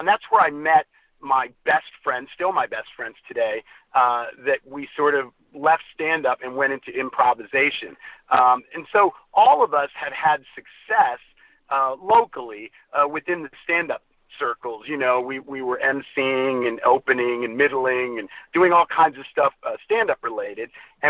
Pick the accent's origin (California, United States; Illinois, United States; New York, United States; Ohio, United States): Ohio, United States; Columbus; moved away as an adult; also born or lived in Texas; now in Fort Worth, United States; Well, I grew up in the Midwest. I grew up in Columbus, Ohio.